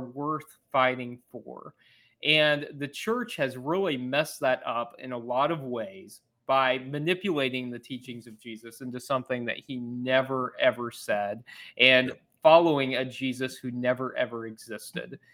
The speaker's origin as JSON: {"language": "English", "region": "Missouri", "country": "United States", "said": "I'm from Missouri"}